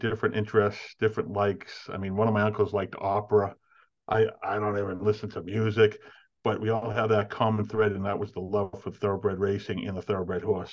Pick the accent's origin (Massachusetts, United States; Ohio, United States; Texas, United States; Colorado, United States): Massachusetts, United States; Everett; also born or lived in Winchester, Massachusetts; Spent a lot of time uh, early, in my early years growing up in Everett, Massachusetts, and then uh, I found an uncle started a construction business that uh, took off and had some success. And we moved out to Winchester, and I've been there ever since